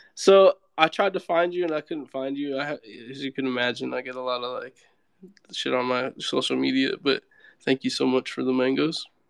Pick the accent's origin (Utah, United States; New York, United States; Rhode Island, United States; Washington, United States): Washington, United States; Seattle; also born or lived in California; now in Miami, United States; I grew up like in the Seattle area